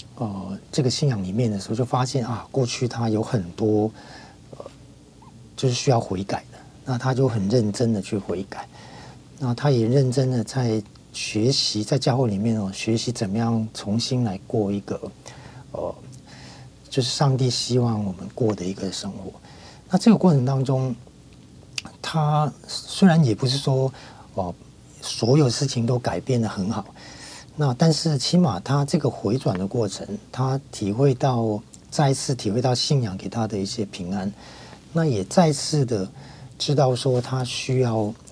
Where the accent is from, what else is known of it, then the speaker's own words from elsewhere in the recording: Hong Kong; moved away as an adult; now in Taiwan; 我在小学的时候，那个时候我在香港念小学，因为我在香港出生嘛，那在那边念小学是基督教的小学